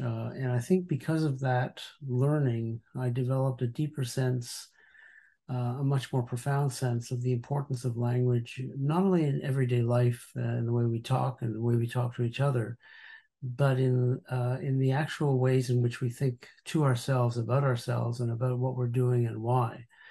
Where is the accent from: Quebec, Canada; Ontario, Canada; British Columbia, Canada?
Quebec, Canada; Montreal; I grew up in Montreal